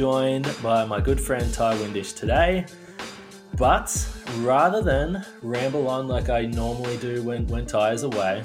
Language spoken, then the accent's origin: English; Australia; being Australian